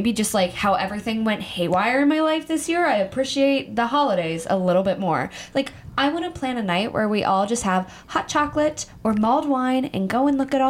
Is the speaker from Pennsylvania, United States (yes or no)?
yes; Pennsylvania, United States; now in New York City, United States; I'm from Pennsylvania.